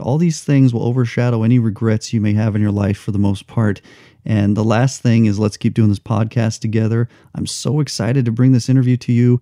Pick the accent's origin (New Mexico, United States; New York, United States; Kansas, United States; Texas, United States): New Mexico, United States; moved away; also born or lived in Los Angeles; I grew up in New Mexico